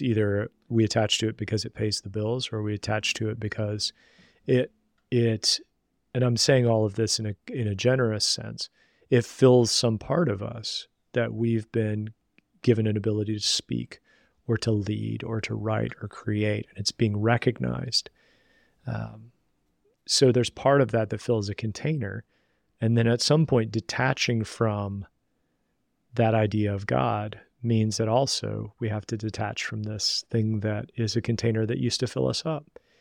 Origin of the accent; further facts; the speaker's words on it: Southern West Virginia, United States; I grew up in Southern West Virginia